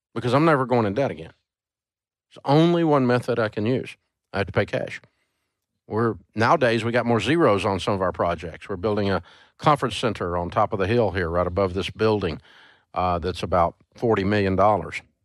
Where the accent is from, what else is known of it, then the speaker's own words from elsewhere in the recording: Antioch, Tennessee, United States; I'm from Antioch, Tennessee